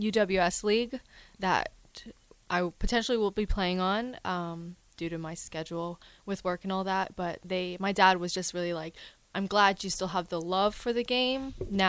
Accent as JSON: {"language": "English", "town": "Edmonton", "region": "Alberta", "country": "Canada", "tie": "born or raised there", "moved": "as an adult"}